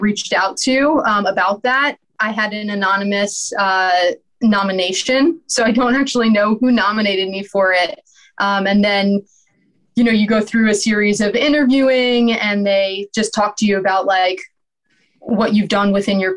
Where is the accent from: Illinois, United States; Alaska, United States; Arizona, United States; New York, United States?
New York, United States; New York City; I grew up in New York City